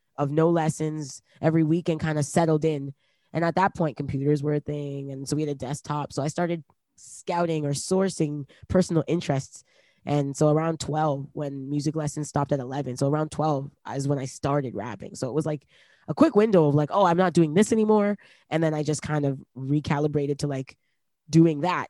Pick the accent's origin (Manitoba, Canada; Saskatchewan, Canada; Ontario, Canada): Ontario, Canada; Toronto; also born or lived in Brampton; we moved from Toronto to Brampton